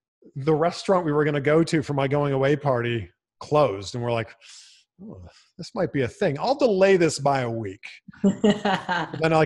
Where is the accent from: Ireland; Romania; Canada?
Canada; now in Los Angeles, United States; I'm originally from Canada